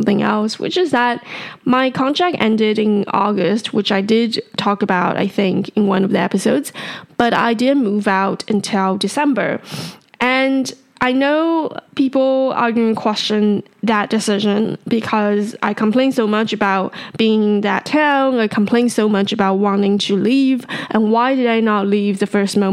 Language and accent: English; Taipei, Taiwan; I was born and raised in Taipei